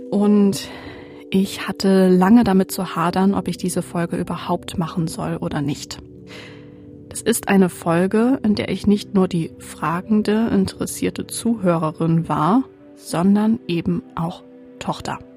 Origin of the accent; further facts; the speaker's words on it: East Frisia, Lower Saxony, Germany; in meiner Heimat in Ostfriesland.